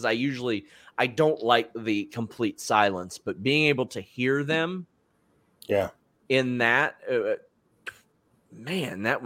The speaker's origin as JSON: {"language": "English", "region": "the South", "country": "United States", "tie": "born or raised there", "said": "I grew up in the South"}